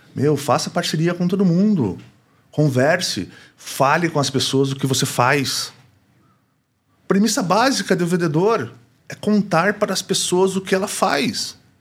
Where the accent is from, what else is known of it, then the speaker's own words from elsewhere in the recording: Brazil; sou brasileiro